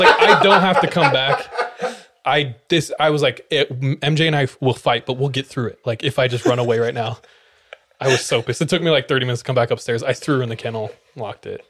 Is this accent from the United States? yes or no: yes; California, United States; moved away; originally from California